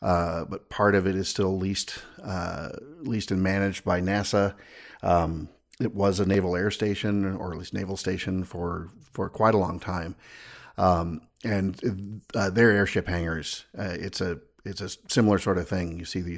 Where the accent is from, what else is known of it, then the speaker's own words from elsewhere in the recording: California, United States; born there; also born or lived in Washington; now in Wisconsin, United States; You know, I was born in California. I lived most of my life out in Washington before coming here to Wisconsin